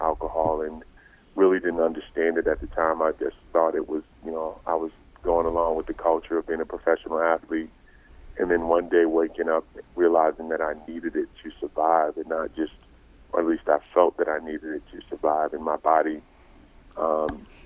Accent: Old Saybrook, Connecticut, United States; I grew up in Old Saybrook, Connecticut

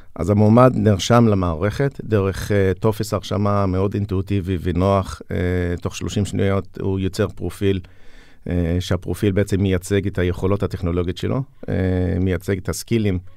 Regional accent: Julis, Northern District, Israel; מכפר ג'וליס

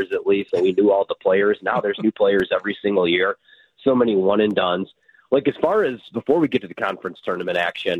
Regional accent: Chicago, Illinois, United States; moved away as an adult; also born or lived in Milwaukee, Wisconsin; now in Washington, D.C., United States; I grew up in the Chicagoland area, and then I was in Milwaukee for a couple years

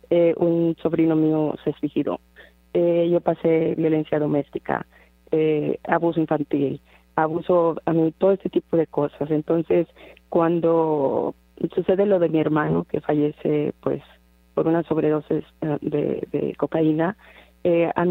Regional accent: Monterrey, Nuevo León, Mexico; now in Dallas, United States; yo soy eh, de Monterrey, Monterrey, Nuevo León. Allí nací, ahí crecí

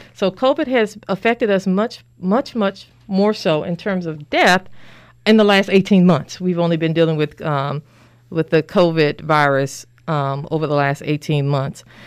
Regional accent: Little Rock, Arkansas, United States; moved away as an adult; also born or lived in Pearlglow, Arkansas; now in Danville, United States; I'm originally from Little Rock, Arkansas. Um, I was born there, raised, educated, did my medical school training and residency there.

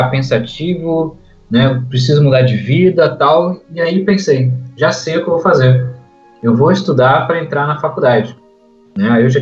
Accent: Brazil; a gente é brasileiro

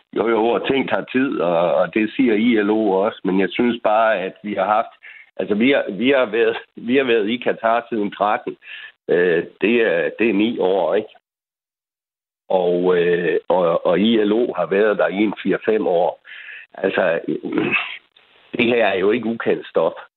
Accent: Vendsyssel, North Denmark Region, Denmark; der, hvor jeg kommer fra i Vendsyssel

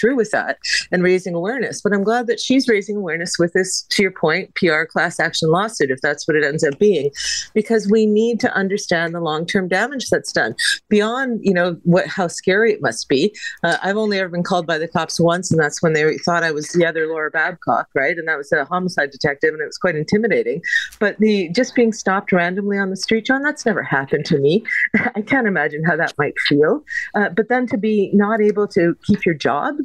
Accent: Hamilton, Ontario, Canada; I'm from Hamilton

